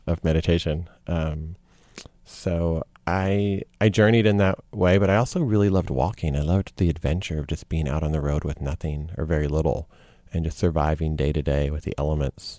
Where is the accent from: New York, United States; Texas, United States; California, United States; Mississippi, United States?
Texas, United States; Lubbock; growing up in Texas.